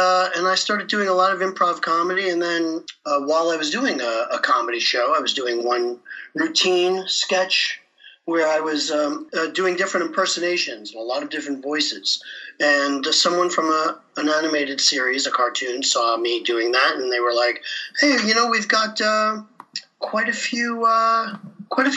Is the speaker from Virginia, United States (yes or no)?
no; New York, United States; moved away as an adult; now in Los Angeles, United States; I'm from New York originally